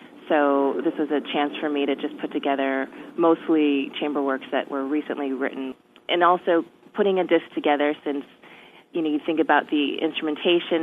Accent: Merrillville, Indiana, United States; also born or lived in North Dakota; I grew up in Merrillville, Indiana, which is about an hour away from Chicago

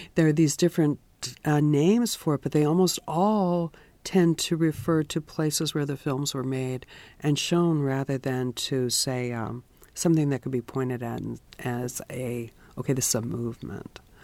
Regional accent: San Francisco, California, United States; moved away as an adult; also born or lived in Europe; I was born in San Francisco

